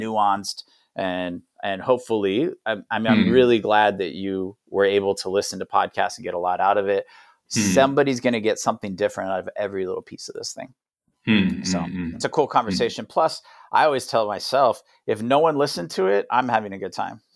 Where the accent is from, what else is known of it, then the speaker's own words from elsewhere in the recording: United States; moved away; also born or lived in Thailand; as an American